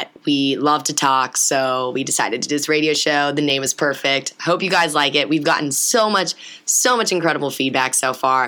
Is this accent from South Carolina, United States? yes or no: no; Cincinnati, Ohio, United States; also born or lived in Oxford, Ohio; I born and raised in Cincinnati, Ohio, particularly the West Side